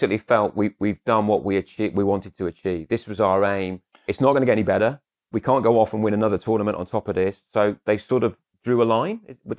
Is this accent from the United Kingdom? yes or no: yes; Shropshire, West Midlands, United Kingdom; now in London, United Kingdom; where I grew up in Shropshire